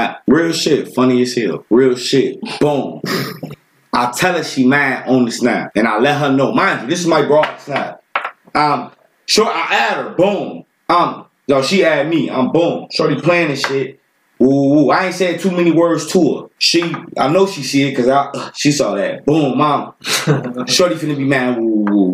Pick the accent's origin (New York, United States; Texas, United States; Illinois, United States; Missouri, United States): Illinois, United States; Waukegan; I'm from the town. I'm from the town. I'm from Waukegan.